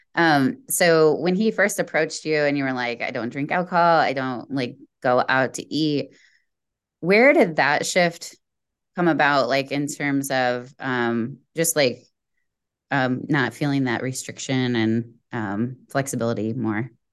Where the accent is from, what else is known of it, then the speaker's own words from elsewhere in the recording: Indiana, United States; we're both from Indiana, Indiana Girls